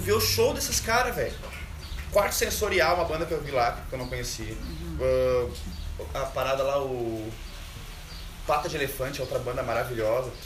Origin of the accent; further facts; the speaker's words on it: Caxias do Sul, Rio Grande do Sul, Brazil; moved away as an adult; E eu sou de Caxias do Sul, natural de lá e vim de lá com saí de lá com 21 anos para fazer artesanato e viajar